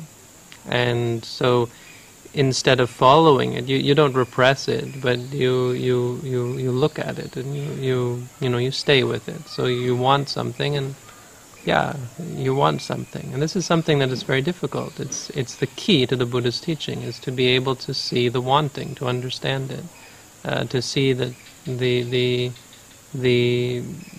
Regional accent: Canada; also born or lived in United States; I'm from Canada

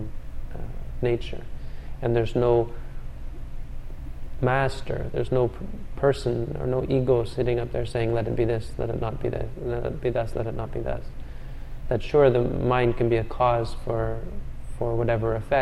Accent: Canada; I'm from Canada

